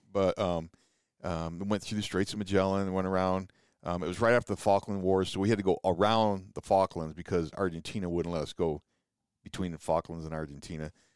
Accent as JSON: {"language": "English", "town": "Rives Junction", "region": "Michigan", "country": "United States", "tie": "born or raised there", "also_born_or_lived": "California", "moved": "as an adult", "lives_now": "Ephraim, United States", "said": "born and raised in Michigan"}